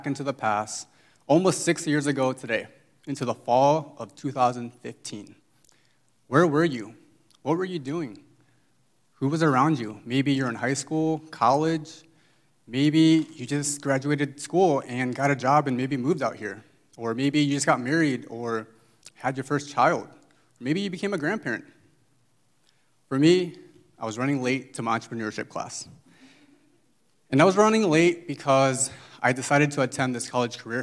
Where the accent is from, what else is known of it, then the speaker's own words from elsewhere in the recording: Indiana, United States; now in Bay Area, United States; I'm just this regular guy who's from the Midwest, from Indiana to be exact